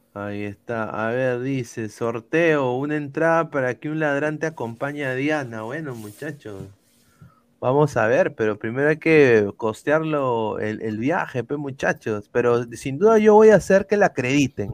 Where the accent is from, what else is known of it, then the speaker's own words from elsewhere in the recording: Peru; como peruanos